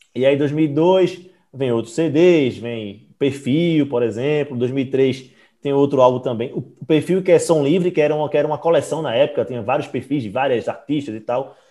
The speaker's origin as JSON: {"language": "Portuguese", "town": "Recife", "region": "Pernambuco", "country": "Brazil", "said": "Aqui a gente é de Recife, né? A gente é de Pernambuco"}